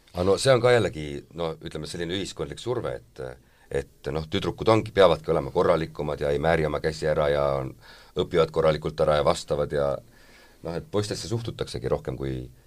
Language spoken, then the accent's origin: Estonian; Saare County, Estonia; ma olen Saaremaalt pärit